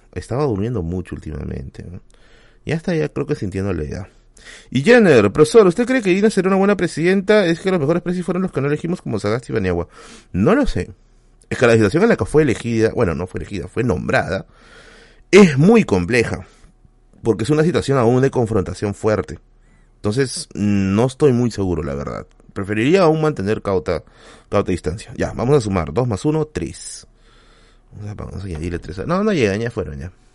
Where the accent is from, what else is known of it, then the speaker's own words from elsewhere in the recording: Villa, Lima, Peru; yo soy vecino de Villa. O sea, yo he vivido acá prácticamente toda mi vida